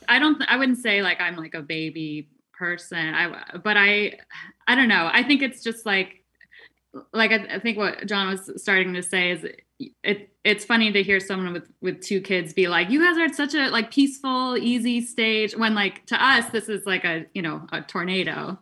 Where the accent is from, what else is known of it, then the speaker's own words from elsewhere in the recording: East Coast, United States; now in California, United States; I'm from the East Coast